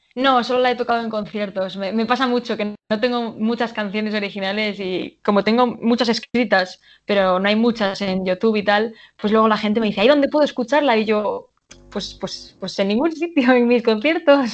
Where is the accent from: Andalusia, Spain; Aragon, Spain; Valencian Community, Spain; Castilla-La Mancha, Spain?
Castilla-La Mancha, Spain; Cuenca; Cuenca, obviamente, que es de donde, es donde yo nací, de donde yo soy, donde vive mi familia